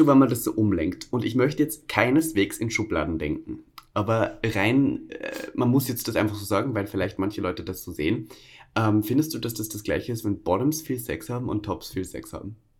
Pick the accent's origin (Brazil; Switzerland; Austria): Austria; accent: Austrian dialect; now in Berlin, Germany; da bin ich zu viel Österreicher